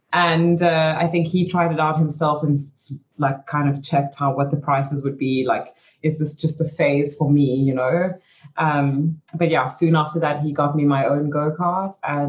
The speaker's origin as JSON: {"language": "English", "country": "Belgium", "tie": "born there", "said": "I mean, I was born in Belgium, so I had a lot of family in Belgium. So I moved back to Belgium, and that was okay."}